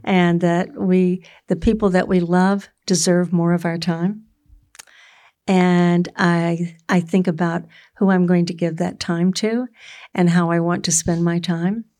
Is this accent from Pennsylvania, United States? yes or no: no; Florida, United States; I grew up in Florida where you have really good oranges.